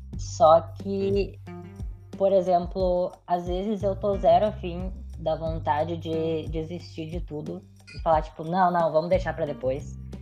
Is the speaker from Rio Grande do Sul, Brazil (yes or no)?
yes; Porto Alegre, Rio Grande do Sul, Brazil; Eu moro a vida inteira em Porto Alegre. Eu nasci em Porto Alegre